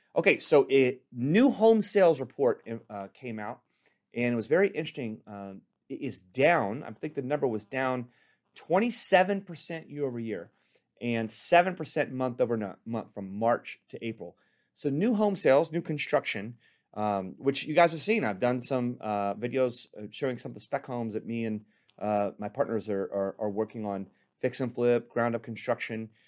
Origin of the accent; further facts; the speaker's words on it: Richardson, Texas, United States; now in Corona, United States; I'm from Texas